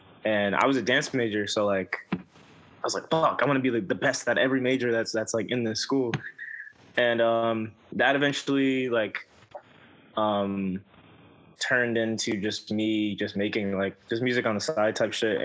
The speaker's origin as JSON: {"language": "English", "town": "New York City", "region": "New York", "country": "United States", "said": "I'm from Brooklyn, and the streets that I live on have the two names"}